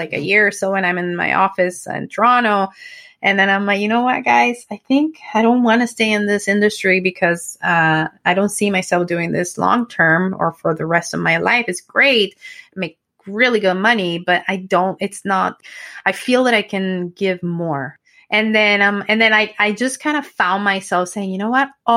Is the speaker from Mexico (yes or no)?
yes; Mexico; English is a second language; moved away as an adult; now in Canada; going back to my hometown just because it's not safe, unfortunately, because it's, again, a border town